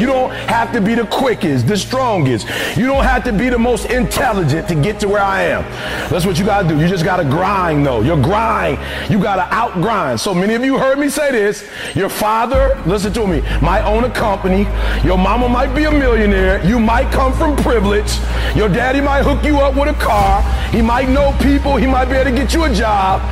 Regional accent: Detroit, Michigan, United States; I'm from Detroit, homeless

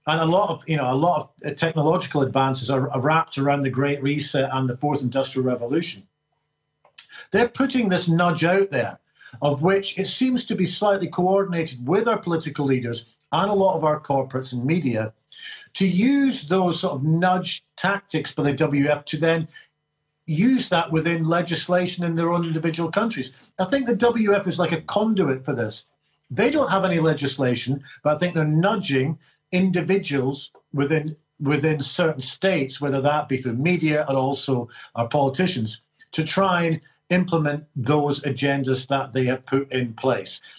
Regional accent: Scotland, United Kingdom; I feel proud about being a Scot

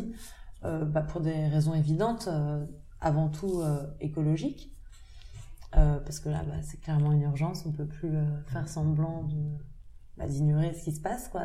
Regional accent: Paris, Île-de-France, France; moved away; also born or lived in United States; j'ai grandi à Paris, j'ai passé quelques années dans le sud de la France, mais, mais j'ai grandi à Paris et puis je suis partie aux États-Unis un peu plus tard

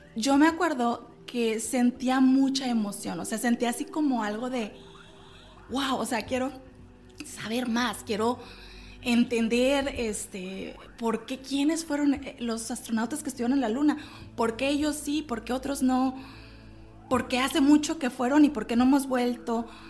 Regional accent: Mexico; also born or lived in Monterrey; soy de México

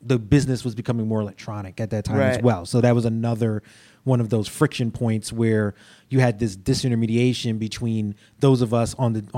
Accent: New York City, New York, United States; I'm a New York kid. I grew up in Brooklyn

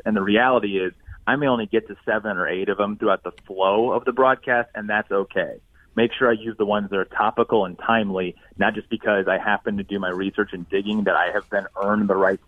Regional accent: Indiana, United States; I'm from Indiana. I still live here, so basketball is king

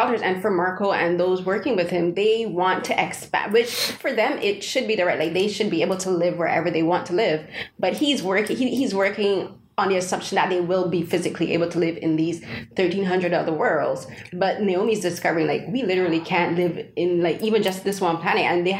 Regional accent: Barbados; because I'm an immigrant. {S1} Yeah, {S0} I'm from Barbados.

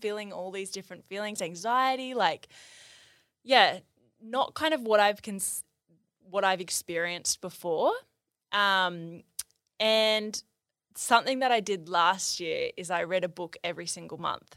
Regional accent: near Byron Bay, New South Wales, Australia; I grew up near Byron Bay

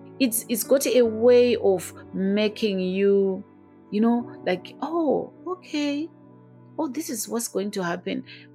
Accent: Zimbabwe; moved away as an adult; now in United Kingdom; I was born and bred in Zimbabwe. I came to Europe to do my master's.

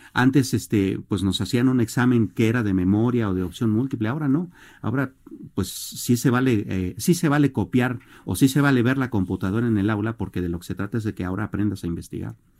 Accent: Mexico; como mexicanos

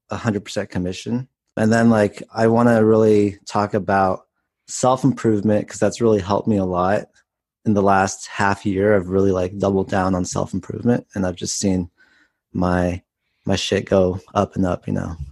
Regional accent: Palo Alto, California, United States; now in Southern California, United States; I grew up in the Bay Area in Palo Alto.

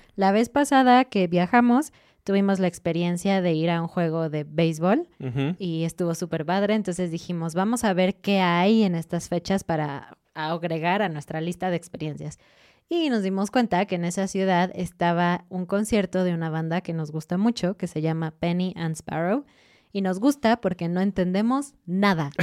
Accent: Mexico; nosotros con nuestra ropita mexicana

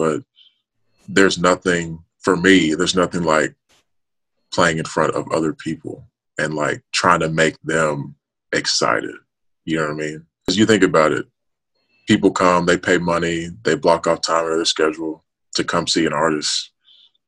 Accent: Memphis, Tennessee, United States; moved away as an adult; also born or lived in Nashville, Tennessee; Memphis, in my hometown

